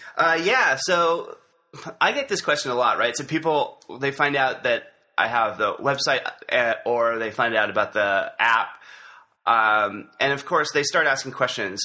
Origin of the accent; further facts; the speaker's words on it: Santa Barbara, California, United States; also born or lived in Goleta, California; I am a native Californian. Uh, I was born here in Santa Barbara, actually in uh, a little town north of here called Goleta. But I've lived in Santa Barbara most of my life